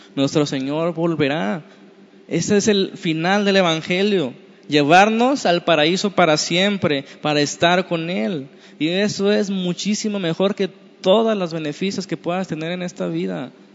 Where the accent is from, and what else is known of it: Mexico